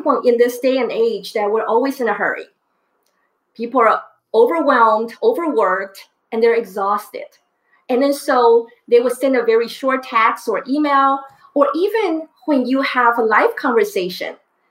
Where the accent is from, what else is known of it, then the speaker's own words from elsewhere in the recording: Taiwan; moved away; I grew up in Taiwan